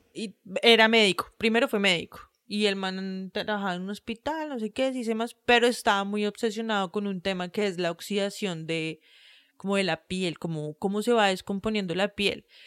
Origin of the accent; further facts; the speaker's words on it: Colombia; somos de Colombia